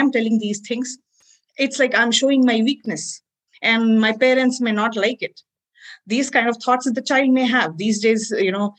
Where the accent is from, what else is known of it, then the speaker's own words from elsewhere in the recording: India; as Indian parents